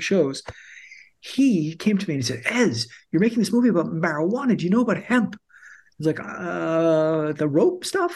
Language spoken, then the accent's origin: English; Canada; We're Canadian documentary filmmakers